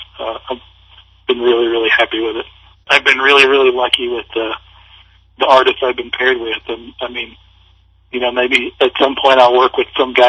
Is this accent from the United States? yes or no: yes; the South, United States; now in Kansas City, United States; I grew up in the South, and I live now in the Midwest